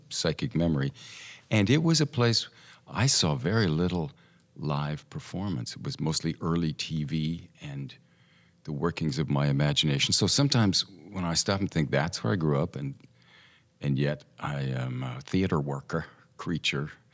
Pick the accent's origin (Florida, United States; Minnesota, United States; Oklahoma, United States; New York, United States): Oklahoma, United States; Tulsa; moved away; also born or lived in Santa Monica, California; We moved to Tulsa, Oklahoma when I was a year and a half.